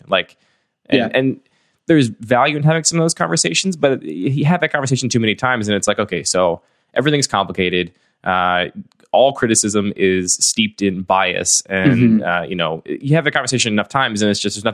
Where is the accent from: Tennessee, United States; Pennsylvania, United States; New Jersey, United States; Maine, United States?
Pennsylvania, United States; West Chester; now in Baltimore, United States; I grew up in the suburbs outside of Philadelphia, a suburb called Westchester